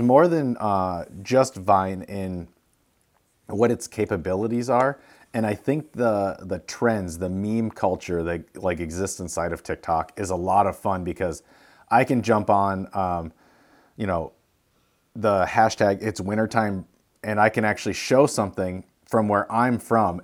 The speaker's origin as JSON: {"language": "English", "town": "Sault Ste. Marie", "region": "Michigan", "country": "United States", "tie": "born or raised there", "moved": "yes", "said": "we're from Sault Ste. Marie, and the trails led right to where our old house was when we grew up."}